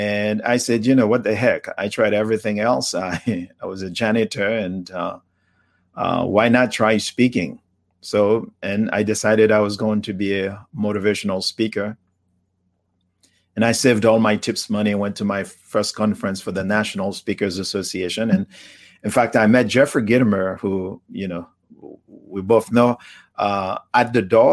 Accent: Haiti; English is a second language; also born or lived in Miami / Atlanta, Georgia; now in United States; the journey just started in the village in Haiti, poverty and diseases. And, you know, eventually I left Haiti, came to the United States.

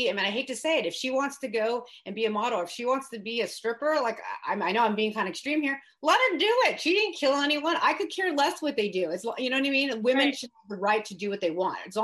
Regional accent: the Bay Area, California, United States; I grew up in the Bay Area, like really close to where I'm at now in Brentwood.

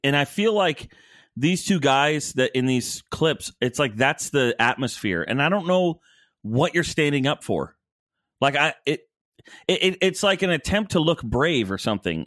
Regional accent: Rockford, Illinois, United States; moved away; also born or lived in Orlando; I was born in Rockford

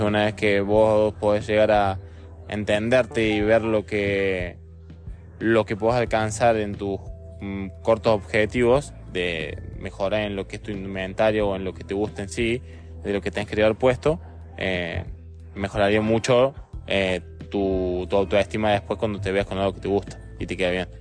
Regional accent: Argentina; casi todos los argentinos estamos orgullosos

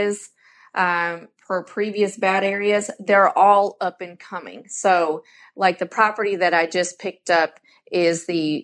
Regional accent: Southern California, United States; now in Huntsville, United States; I grew up in Southern California.

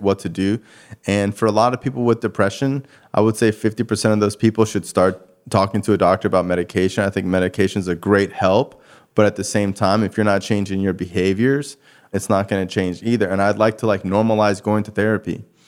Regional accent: Cooper City, Florida, United States; also born or lived in Davie, Florida; I'm born and raised in Davie. You know, I grew up, like, in Cooper City, which is, like, right next to Davie, which is basically thirty minutes from Fort Lauderdale

